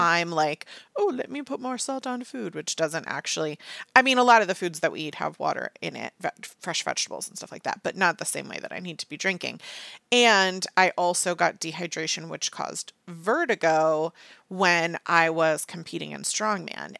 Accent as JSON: {"language": "English", "country": "United States", "said": "I'm an American."}